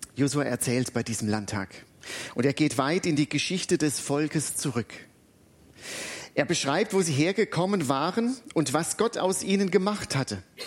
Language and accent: German; Butzbach, Hesse, Germany; now in Alzey, Germany; In meiner alten Heimatstadt Butzbach